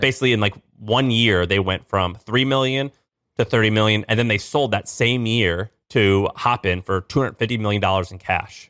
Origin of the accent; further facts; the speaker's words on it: St. Louis, Missouri, United States; moved away; I'm from Saint Louis, Missouri